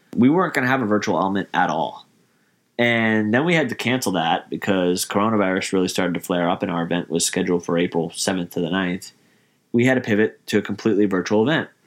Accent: New York, United States; I grew up in New York

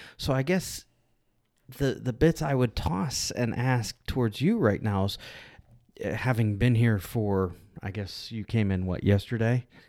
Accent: Pittsburgh, Pennsylvania, United States; moved away; I grew up in Pittsburgh

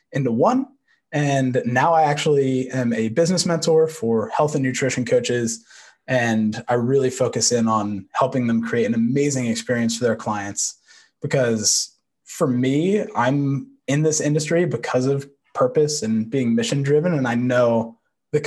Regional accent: just outside of Manhattan, New York, United States; I grew up just outside of Manhattan

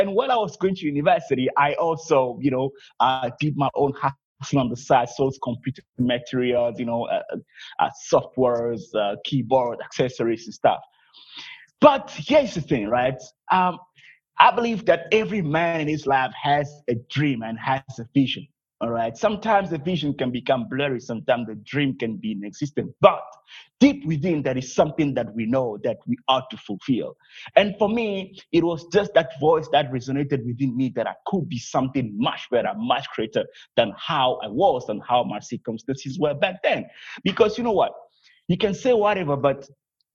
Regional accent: Togo; I'm originally from Togo, West Africa.

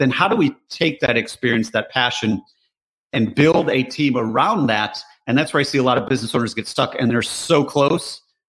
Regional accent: Michigan, United States; We grew up in Michigan, which is a very blue collar state

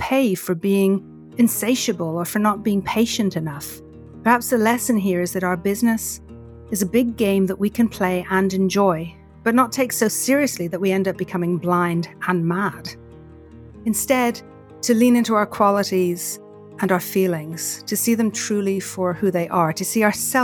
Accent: Ireland; growing up in Ireland, we used to go to see Maureen Potter and the end of year Christmas special in the Gaiety Theatre.

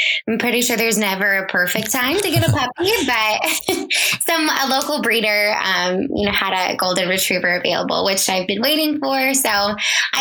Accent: Illinois, United States; moved away; Went back to my hometown in Illinois

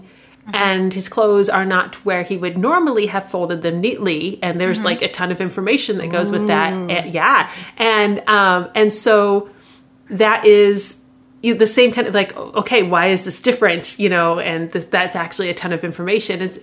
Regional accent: Midwest, United States; I'm from the Midwest

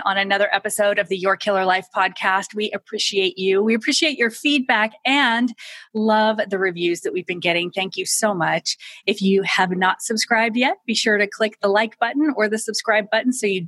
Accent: United States; I'm American

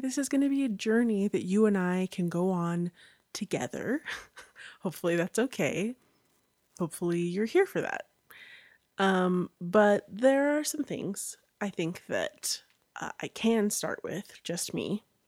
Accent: Orem, Utah, United States; I was born and raised in Orem, Utah

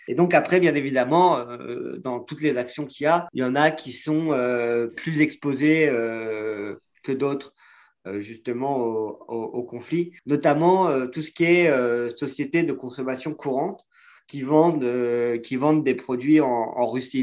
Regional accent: France; en tant que Français

